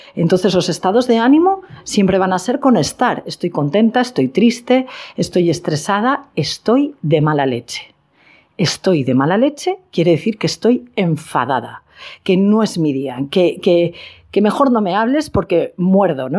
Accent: Spain; en mi país, en España

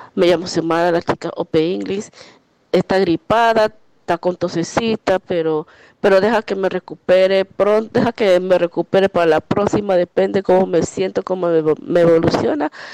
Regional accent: Ecuador; como ecuatoriana

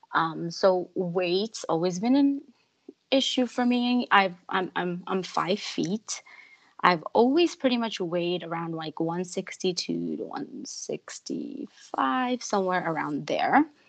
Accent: New York, United States; born or raised there; moved away as an adult; also born or lived in Chandigarh, India / Ludhiana, India / Florida, United States; now in Vancouver, Canada

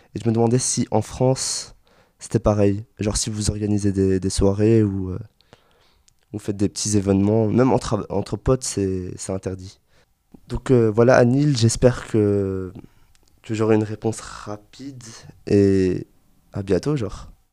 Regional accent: Brussels, Brussels-Capital Region, Belgium; chez nous en Belgique, enfin Bruxelles plus particulièrement

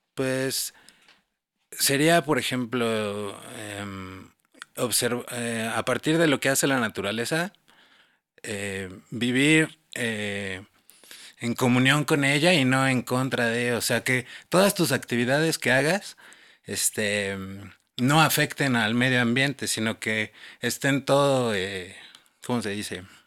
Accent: Mexico City, Mexico; yo por ejemplo que soy chilango y nací aquí

